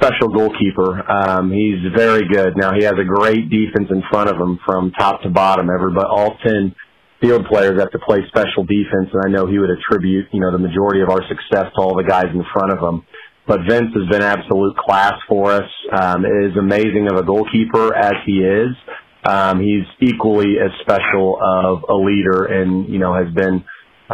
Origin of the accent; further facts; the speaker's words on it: Kansas City, Missouri, United States; I grew up in Kansas City playing for some of the very good clubs